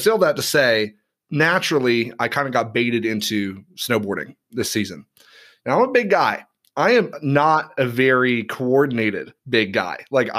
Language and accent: English; Knoxville, Tennessee, United States; born there; also born or lived in overseas; But like, I mean, I grew up overseas. I was born on the East Coast of the U.S. Like I'd never experienced snow. Like I was born in Knoxville, Tennessee.